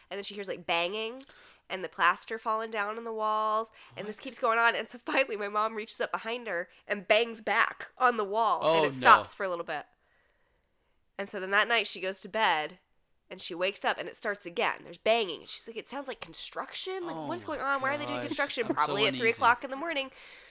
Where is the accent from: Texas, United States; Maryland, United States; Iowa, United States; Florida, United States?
Florida, United States; St. Petersburg; My hometown. It's great. Everybody visit it.